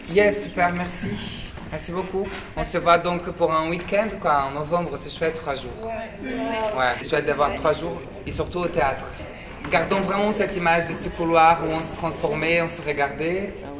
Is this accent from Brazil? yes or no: yes; Brazil; now in France; je suis très attaché au pays où je suis né, mon pays d'origine, le Brésil